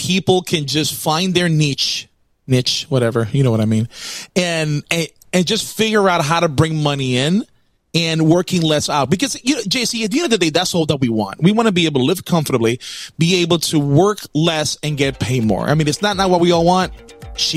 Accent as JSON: {"language": "English", "country": "Puerto Rico", "said": "I'm from Puerto Rico"}